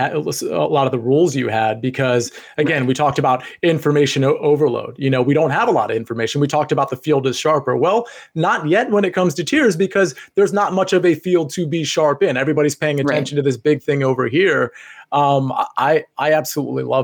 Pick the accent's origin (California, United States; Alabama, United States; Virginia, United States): Virginia, United States; Northern; I grew up in Northern Virginia as well